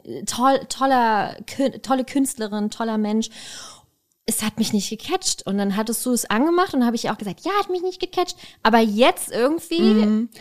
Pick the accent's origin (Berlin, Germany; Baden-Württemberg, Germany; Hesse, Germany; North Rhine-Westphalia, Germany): Berlin, Germany; als Berliner